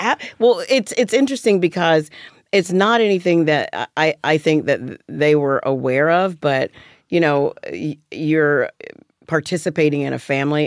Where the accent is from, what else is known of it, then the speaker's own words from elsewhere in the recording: Alabama, United States; moved away; growing up in Alabama